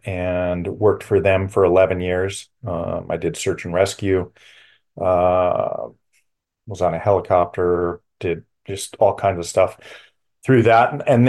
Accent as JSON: {"language": "English", "town": "Los Angeles", "region": "California", "country": "United States", "tie": "born there", "said": "So I was born in Los Angeles, California."}